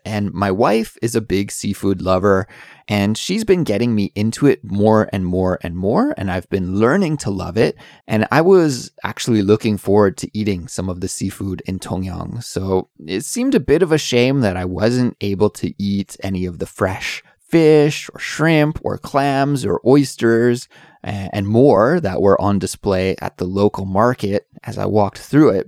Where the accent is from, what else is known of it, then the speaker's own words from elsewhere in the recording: Canada; now in South Korea; I'm an English teacher who's originally from Canada, but I currently live in South Korea